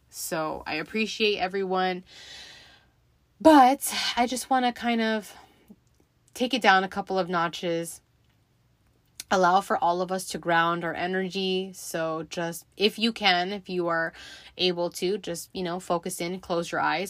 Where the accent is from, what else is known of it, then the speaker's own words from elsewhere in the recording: Los Angeles, California, United States; I grew up in the San Fernando Valley, for those of you who are familiar with Southern California.